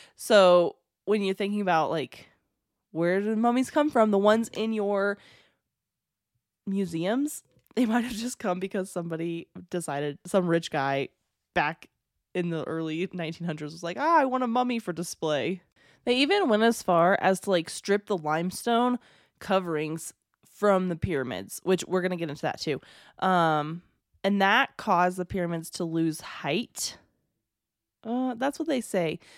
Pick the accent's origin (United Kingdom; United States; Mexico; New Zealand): United States; I'm American, very American